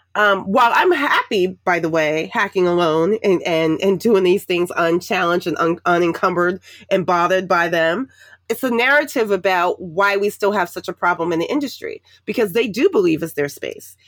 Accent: New York City, New York, United States; moved away as an adult; also born or lived in Washington, D.C. area; I grew up in the projects in Harlem and the Bronx, um, New York City.

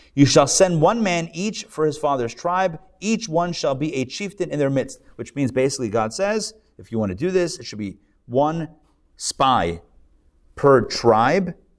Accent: United States

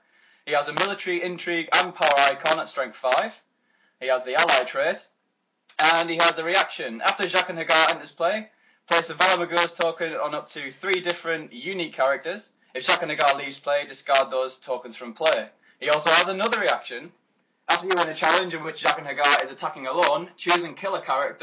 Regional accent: Middlesbrough, North East England, United Kingdom; I'm from Middlesbrough, which is arguably one of the best metas in the UK

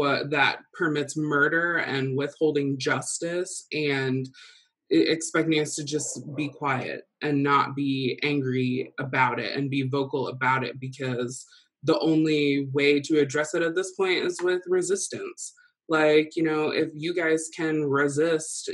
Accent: Rensselaer, United States; growing up in Rensselaer

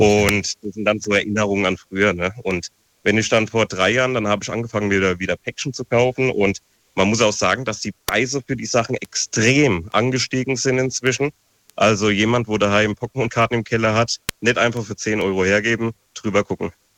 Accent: Frankenthal, Rhineland-Palatinate, Germany; ich bin ja aus Frankenthal

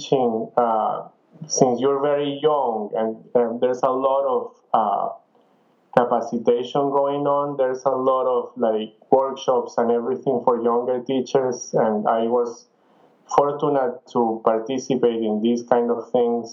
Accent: Venezuela; moved away as an adult; also born or lived in Ann Arbor / France / Spain; I am from Venezuela, and I started at El Sistema

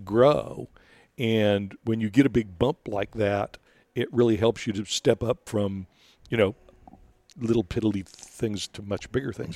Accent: Rio Grande Valley, Texas, United States; I, I'm from the Rio Grande Valley

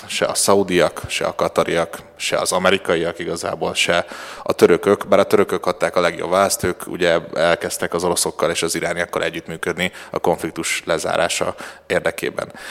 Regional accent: Hungary; a magyar útlevelem tanulsága szerint magyar vagyok

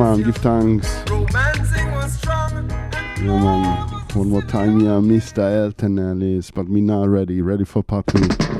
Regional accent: Amsterdam, North Holland, Netherlands; from Holland. Netherlands, sorry, Amsterdam. I'm greetings to Amsterdam. Greetings to the Netherlands.

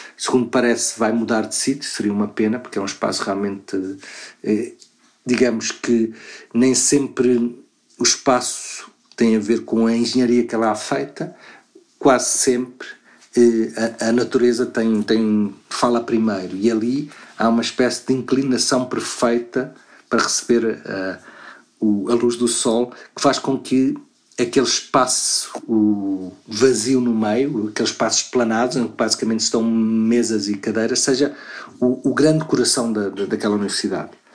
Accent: Luanda, Luanda Province, Angola; now in Lisbon, Portugal; eu nasci em Luanda

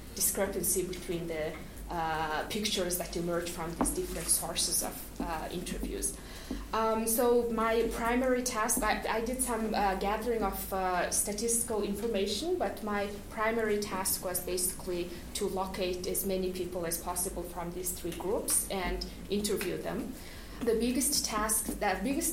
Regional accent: Mongolia; moved away; I am from Mongolia

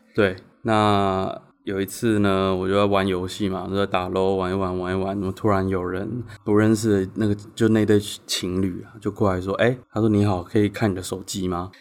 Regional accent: Changhua County, Taiwan; moved away; 我彰化人

